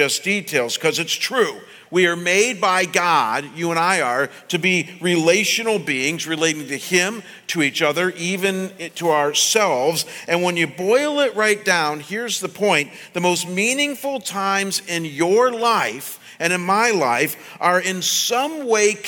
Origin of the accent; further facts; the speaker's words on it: Midwest, United States; the world I grew up in the Midwest